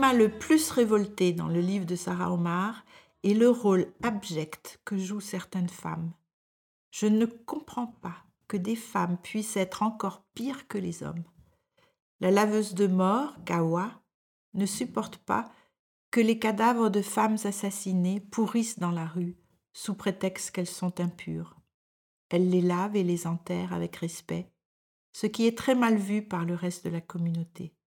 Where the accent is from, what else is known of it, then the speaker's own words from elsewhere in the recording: France; moved away as an adult; now in Denmark; je suis française et je vis au Danemark depuis plus de quarante ans